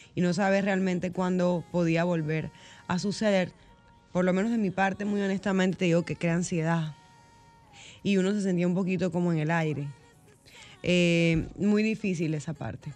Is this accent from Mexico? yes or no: no; Barranquilla, Atlántico, Colombia; moved away as an adult; now in Dominican Republic; es mi ciudad donde yo nací